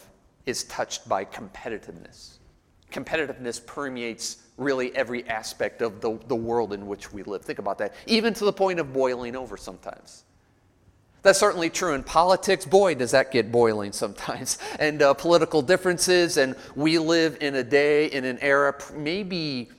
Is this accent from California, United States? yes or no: no; Chicago, Illinois, United States; now in Nashville, United States; I grew up in Chicago, so I'm used to it